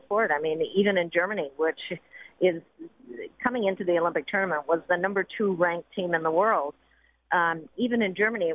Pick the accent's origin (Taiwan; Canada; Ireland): Canada